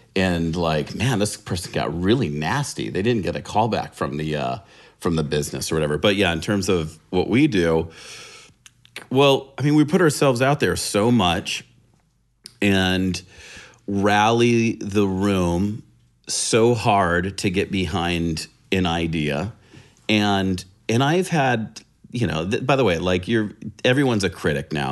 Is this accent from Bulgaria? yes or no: no; San Diego, California, United States; I'm a California rat. So, uh, yeah, I grew up in San Diego